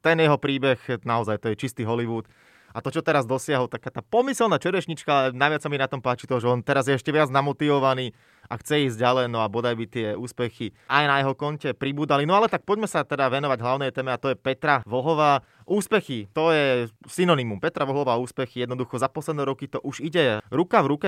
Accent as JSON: {"language": "Slovak", "country": "Slovakia"}